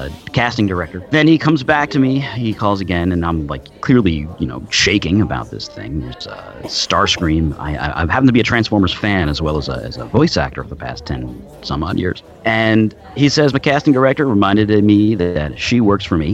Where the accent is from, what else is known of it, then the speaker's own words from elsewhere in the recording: New York City, New York, United States; I'm from New York City